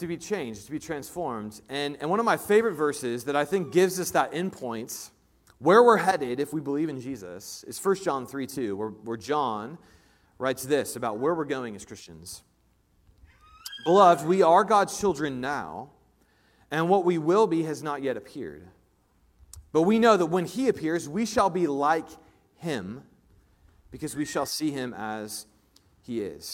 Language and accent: English; Indianapolis, Indiana, United States; now in Kansas City, United States; I grew up in Indianapolis, Indiana